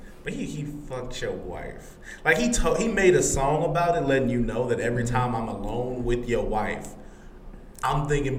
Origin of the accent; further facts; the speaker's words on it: Atlanta, Georgia, United States; I'm from the ATL. The 80s in Atlanta was still racism.